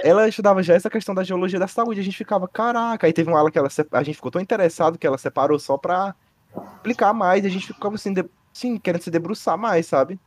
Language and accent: Portuguese; Fortaleza, Ceará, Brazil; Nasci aqui, né, em Fortaleza